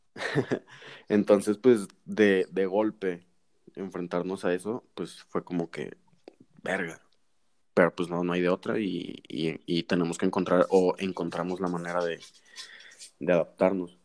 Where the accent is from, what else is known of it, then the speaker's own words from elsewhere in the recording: Mexico; nosotros como buenos mexicanos